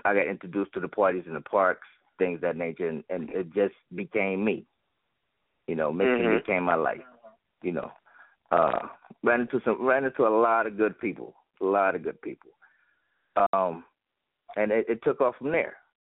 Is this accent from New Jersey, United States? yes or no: yes; Newark, New Jersey, United States; I'm from Newark, New Jersey, born and raised